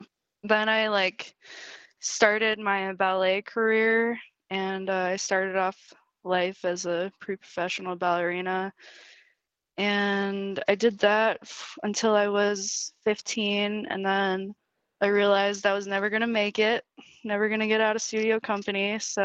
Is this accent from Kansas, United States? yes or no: yes; Wichita, Kansas, United States; born there; So I was born in Wichita, Kansas.